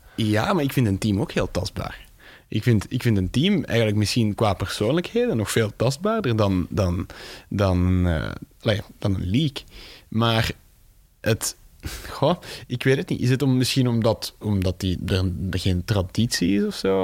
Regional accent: Tienen, Flanders, Belgium; dat is mijn geboortestad in Tienen

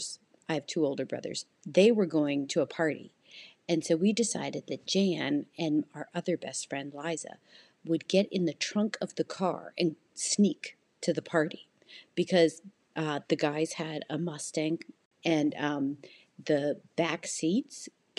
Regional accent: Canada; now in United States; I'm Canadian and we have a cottage in Canada

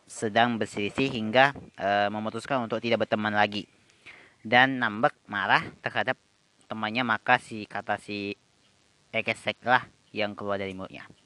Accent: Medan, North Sumatra, Indonesia; Kami orang Medan tidak mengenal kata motor. Yang kami kenal itu adalah kereta.

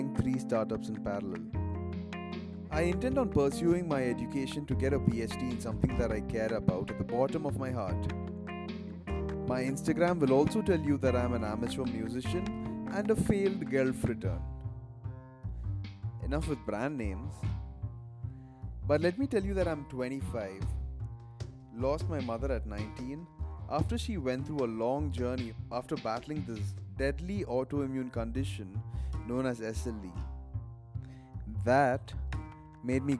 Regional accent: Bangalore, Karnataka, India; also born or lived in Kerala / United Arab Emirates; being a Malayali, and also having the exposure of growing up in Bangalore and working in the UAE

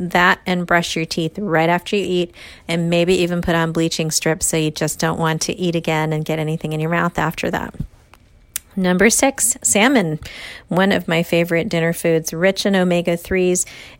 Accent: India; Being an Indian girl, I love, love, love mango.

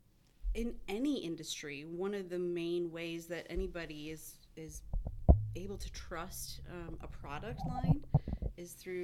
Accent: Merrill, Wisconsin, United States; also born or lived in Madison, Wisconsin / Wausau, Wisconsin; I moved back to Wausau 5 years ago from the Madison area, but I grew up in Merrill.

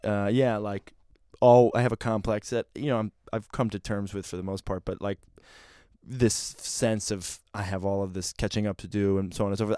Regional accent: Rochester, New York, United States; I grew up in a small city called Rochester

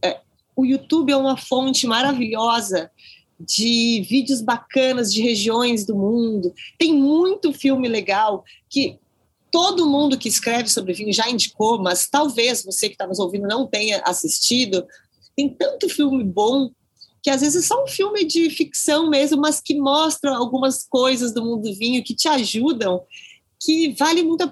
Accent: Porto Alegre, Rio Grande do Sul, Brazil; eu sou de Porto Alegre

